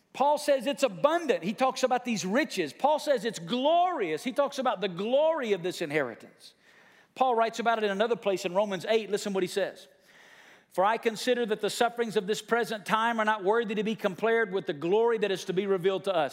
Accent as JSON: {"language": "English", "country": "United States", "tie": "born or raised there", "said": "there's a bridge in my hometown called Old Nile Bridge. It crosses over the, the, the Tennessee River"}